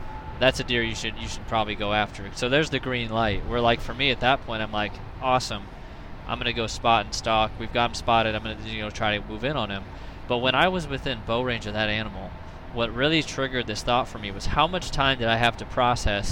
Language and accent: English; Illinois, United States; moved away as an adult; now in Iowa, United States; growing up in Illinois, I gun hunted like I bow hunted.